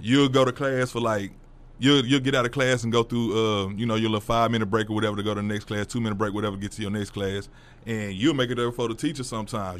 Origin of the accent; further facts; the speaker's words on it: Fort Worth, Texas, United States; also born or lived in DeSoto / Midlothian; we moved from Fort Worth